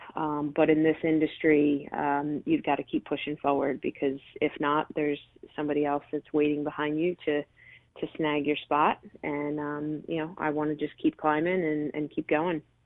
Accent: Delran, New Jersey, United States; grew up in, in Delran, New Jersey, uh, which is a you know small town

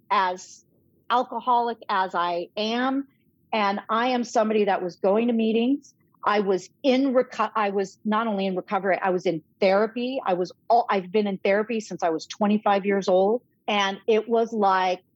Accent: Los Angeles, California, United States; moved away as an adult; also born or lived in Chicago; I started through the ordination process at All Saints Church Pasadena, where I had gone as a youth and young adult

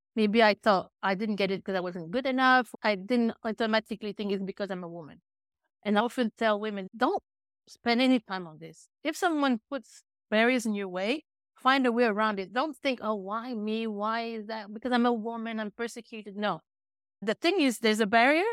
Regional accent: Chicoutimi, Quebec, Canada; also born or lived in UK, north of London; now in United Kingdom; originally, I'm from a small town in Quebec, five hours north of Montreal, called Chicoutimi.

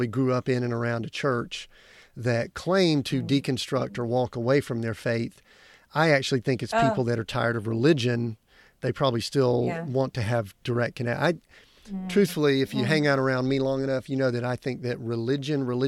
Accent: Deep South, United States; I grew up in the Deep South.

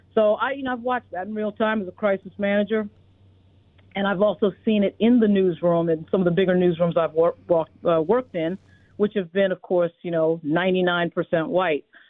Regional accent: New York City, New York, United States; also born or lived in Virginia; I grew up in uh, in New York. I was born in the Bronx.

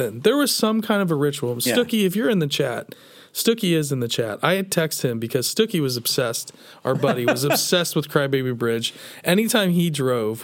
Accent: Coldwater, Ohio, United States; we're from Mercer County, outside of Coldwater, Ohio

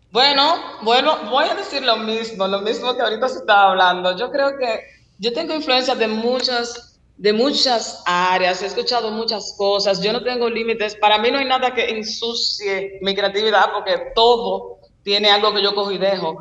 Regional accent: Dominican Republic; como buenos dominicanos

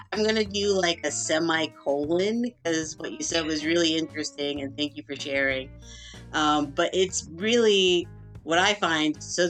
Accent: Long Island, New York, United States; now in Maine, United States; I grew up in New York. It was Long Island, but still New York, before I moved to Maine.

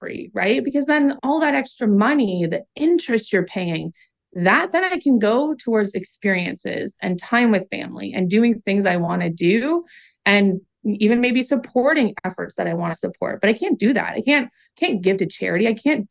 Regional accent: Oshawa, Ontario, Canada; I grew up in Oshawa, Ontario, Canada's home of General Motors.

